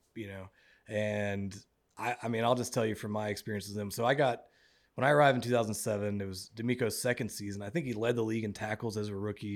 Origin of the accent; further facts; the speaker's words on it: Mississippi Gulf Coast, United States; moved away as an adult; also born or lived in Los Angeles, California / Houston, Texas; I'm from Mississippi. uh, on the Gulf Coast.